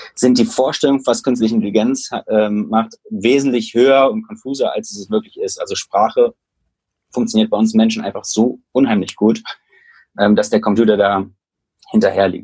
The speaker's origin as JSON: {"language": "German", "town": "Düsseldorf", "region": "North Rhine-Westphalia", "country": "Germany", "tie": "born or raised there", "said": "ich bin aufgewachsen in Düsseldorf"}